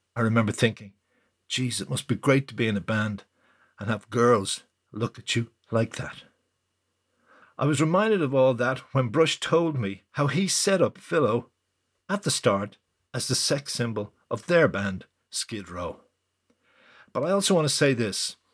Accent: Ireland; I felt as an Irish rock

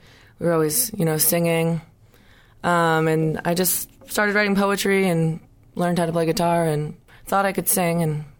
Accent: Arlington, Massachusetts, United States; also born or lived in Nashville, Tennessee; I am from Arlington, Mass. I lived in Nashville for a little bit.

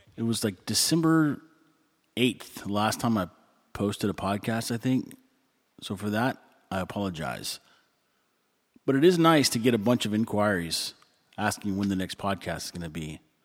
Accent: Texas, United States; moved away; I'm from Texas

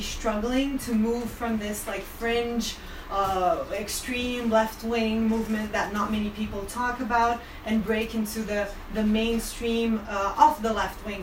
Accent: Brazil; I'm from Brazil, I'm from an abolitionist collective in Brazil

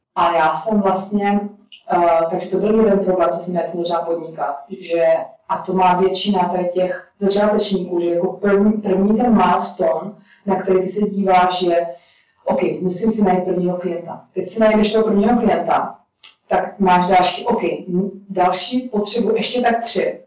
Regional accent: Czechia; moved away as an adult; also born or lived in Prague / Budapest; jsem Čech

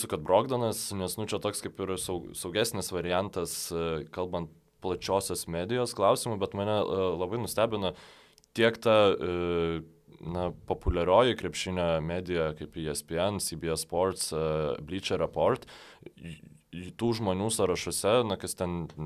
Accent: Lithuania; kad vis dėlto esu lietuvis

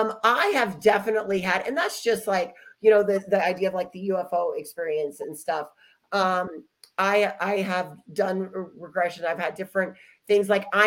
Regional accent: Dallas, Texas, United States; born there; So I was born in Dallas, Texas.

